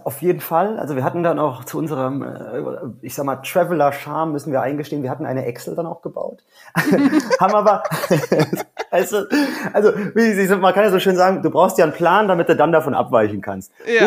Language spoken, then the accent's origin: German; Rhineland, Germany; now in Salzburg, Austria; eigentlich aus dem Rheinland, wie man wahrscheinlich raushört